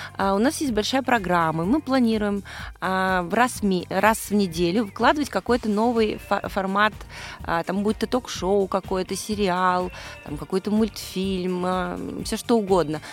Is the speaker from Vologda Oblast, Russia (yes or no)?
no; Moscow, Russia; я из Москвы